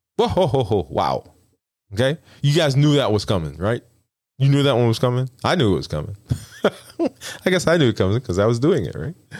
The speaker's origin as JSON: {"language": "English", "town": "New York City", "region": "New York", "country": "United States", "also_born_or_lived": "the South (US)", "moved": "yes", "said": "I'm from, I'm from Brooklyn"}